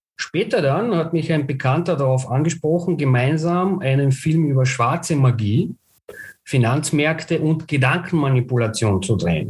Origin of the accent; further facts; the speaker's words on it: Bulgaria; moved away; ich bin gebürtiger Bulgar und daher auch mein Bezug zu Sofia